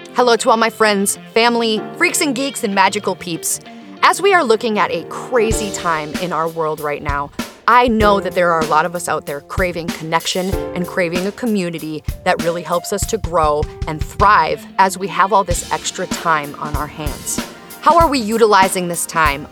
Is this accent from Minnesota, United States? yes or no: yes; Minnesota, United States; As a Minnesotan